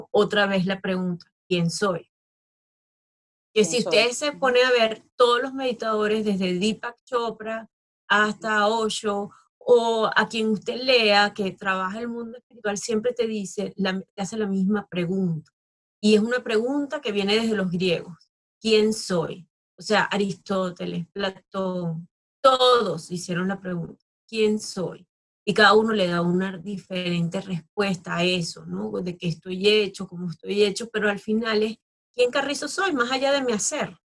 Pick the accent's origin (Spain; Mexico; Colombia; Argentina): Spain; also born or lived in Thailand; ya es tiempo de regresar a mi país. Yo llegué al aeropuerto de Barajas en, España porque quería ya estar con, con, mi gente, acá casa una tía